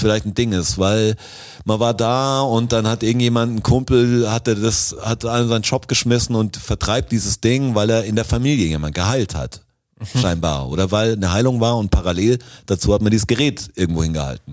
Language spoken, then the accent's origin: German; Swabia, Baden-Württemberg, Germany; alle haben leicht Schwäbisch gesprochen, natürlich, wo ich herkomme